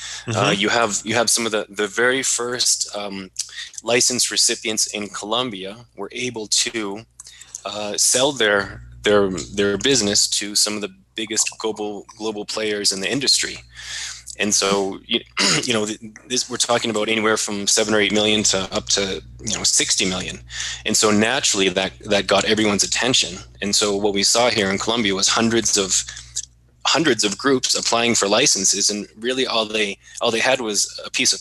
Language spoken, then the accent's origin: English; Maine, United States; my home state is Maine